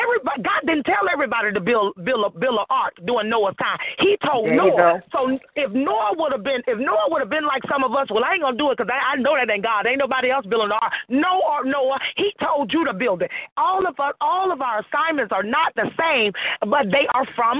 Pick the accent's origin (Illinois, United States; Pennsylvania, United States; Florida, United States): Florida, United States; moved away as an adult; also born or lived in Atlanta, Georgia; now in Virginia, United States; I'm originally from Florida